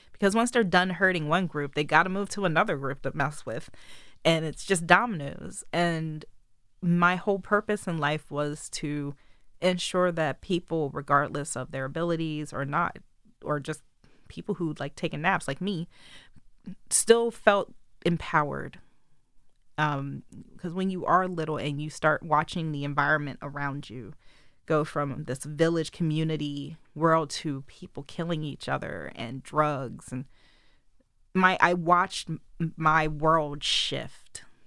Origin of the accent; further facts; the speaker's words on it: Wilmington, Delaware, United States; I was born in Wilmington General Hospital